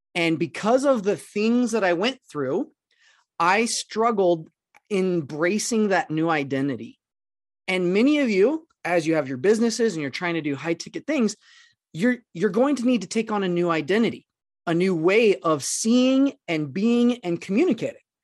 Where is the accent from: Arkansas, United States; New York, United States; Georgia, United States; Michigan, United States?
Arkansas, United States; I'm originally from Arkansas, and I grew up in a town that was less than, like, three thousand people.